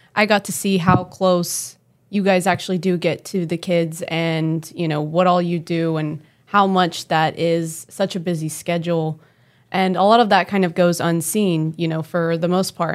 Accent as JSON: {"language": "English", "town": "Oklahoma City", "region": "Oklahoma", "country": "United States", "tie": "born or raised there", "said": "I grew up in Oklahoma City"}